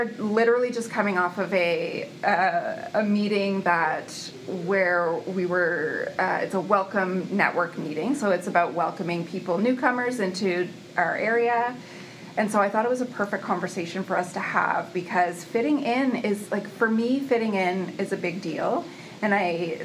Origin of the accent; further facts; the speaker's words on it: Truro, Nova Scotia, Canada; I'm from Truro